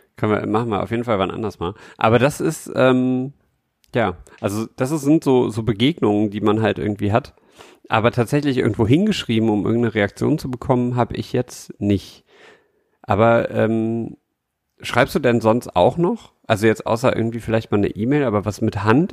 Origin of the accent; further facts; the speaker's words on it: Düsseldorf, North Rhine-Westphalia, Germany; in Herd, wo ich in Düsseldorf Herd, wo ich groß geworden bin